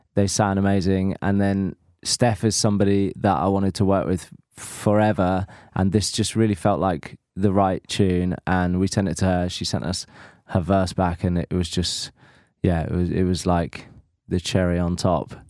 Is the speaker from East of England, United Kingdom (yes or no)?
yes; Norfolk, East of England, United Kingdom; I am from Norfolk, the home of Alan Partridge